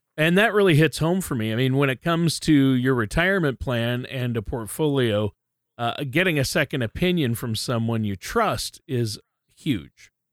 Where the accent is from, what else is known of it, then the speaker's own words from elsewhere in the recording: Minnesota, United States; moved away; also born or lived in Southern California; I grew up in Minnesota